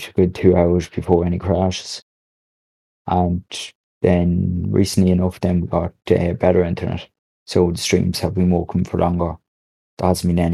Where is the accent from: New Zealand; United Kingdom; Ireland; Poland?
Ireland; also born or lived in Monaghan; I am an Irish streamer